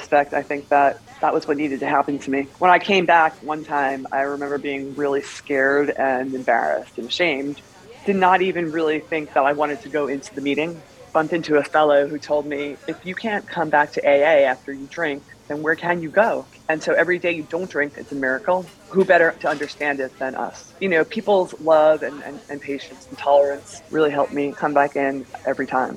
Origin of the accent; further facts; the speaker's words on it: New York, United States; I'm from New York.